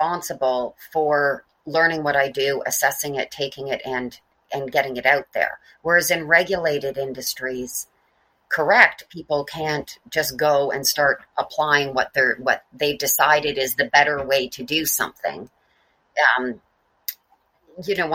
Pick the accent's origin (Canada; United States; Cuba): Canada; Mississauga, Ontario; I was born in Port Credit, Ontario